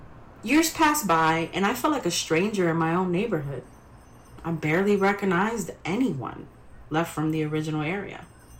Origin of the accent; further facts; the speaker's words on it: Chicago, Illinois, United States; As a native Chicagoan growing up in Wicker Park in the 80s and 90s